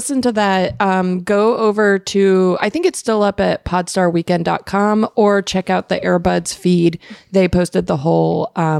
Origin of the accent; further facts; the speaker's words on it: Phoenix, Arizona, United States; I'm from Phoenix.